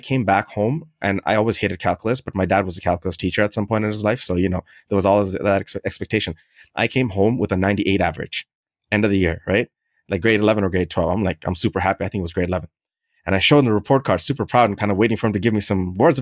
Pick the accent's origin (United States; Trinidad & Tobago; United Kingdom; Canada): Canada; also born or lived in Middle East; I grew up in Canada for the majority of my life